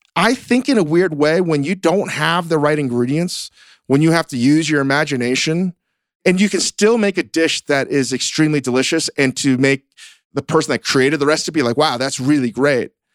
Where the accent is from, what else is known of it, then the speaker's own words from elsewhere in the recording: Virginia, United States; moved away; growing up in Virginia, growing up basically very different